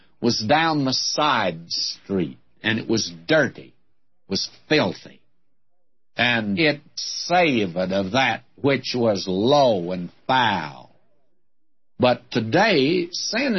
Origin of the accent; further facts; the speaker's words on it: Detroit, Michigan, United States; when I was a young fellow growing up in my teens, and I was away from God then, I can tell you that, in Detroit